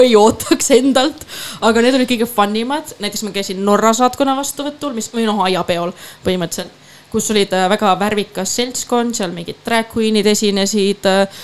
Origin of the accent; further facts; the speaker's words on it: Tallinn, Harju County, Estonia; moved away as an adult; also born or lived in Amsterdam, Netherlands; mu esimene Pride minu kodulinnas